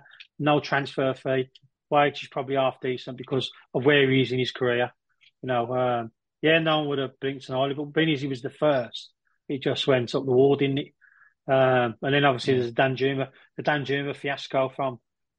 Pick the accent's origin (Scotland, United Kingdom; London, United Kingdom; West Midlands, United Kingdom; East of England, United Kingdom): West Midlands, United Kingdom; Birmingham; my accent and all the story I've told you about me being from Birmingham, my dad was Scottish